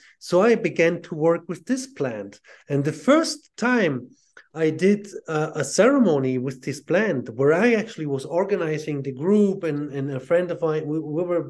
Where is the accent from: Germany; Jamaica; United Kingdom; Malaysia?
Germany; Southern Germany; also born or lived in Ireland; now in Switzerland; I was born and raised Catholic in southern Germany